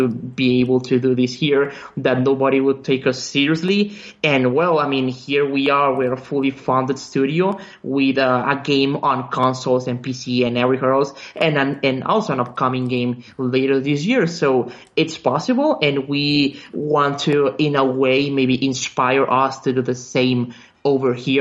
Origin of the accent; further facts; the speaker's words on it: Mexico; English is a second language; We are one of the very few game development studios in our country.